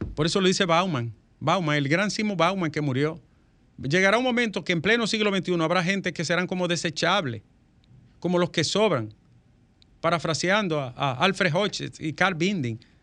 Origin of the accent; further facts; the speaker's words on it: Dominican Republic; un paísito pequeño como el nuestro